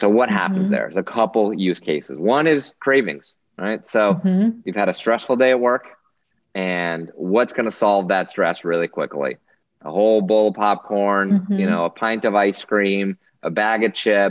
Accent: Newtown, Connecticut, United States; my hometown of Newtown, Connecticut

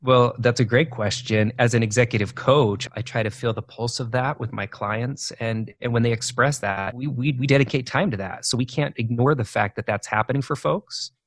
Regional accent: Idaho, United States; moved away as an adult; also born or lived in Asia / eastern United States; now I live back in where I kind of where I grew up in Idaho

